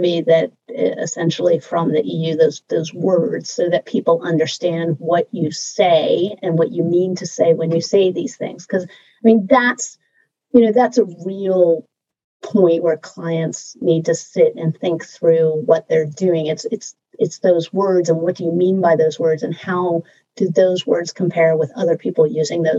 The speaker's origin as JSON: {"language": "English", "country": "United States", "said": "I'm American"}